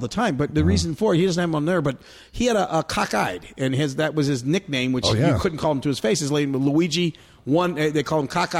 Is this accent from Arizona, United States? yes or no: no; Des Moines, Iowa, United States; moved away; also born or lived in Chicago; I grew up in Des Moines, Iowa.